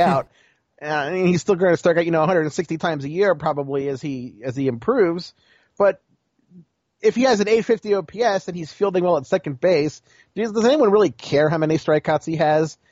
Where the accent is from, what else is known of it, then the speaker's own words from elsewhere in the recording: Baltimore, Maryland, United States; you know I'm from Baltimore